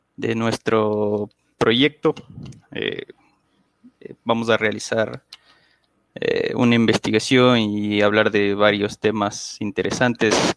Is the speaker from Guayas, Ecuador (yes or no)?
no; Quito, Pichincha, Ecuador; soy originario de la ciudad de Quito, Ecuador